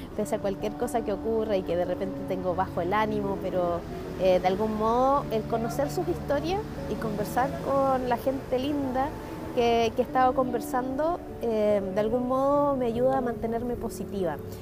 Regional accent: Chile; identidad local como chileno

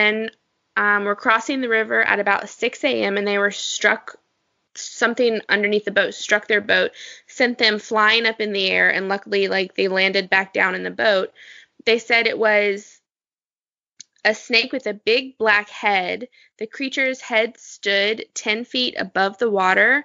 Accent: Appalachian Mountains, United States; I'm from the Appalachian Mountains, Smoky Mountains, that area.

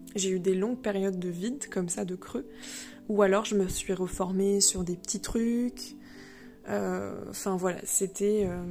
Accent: Le Mans, Pays de la Loire, France; moved away as an adult; also born or lived in Rennes; je viens du Mans

